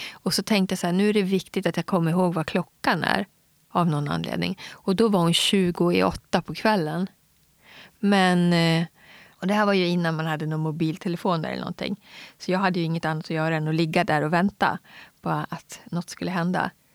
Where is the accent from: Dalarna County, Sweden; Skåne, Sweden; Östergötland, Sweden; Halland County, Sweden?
Dalarna County, Sweden; Gagnef; also born or lived in Umeå, Västerbotten; vi flyttade ner till Dalarna, till Mockfjärd bodde jag först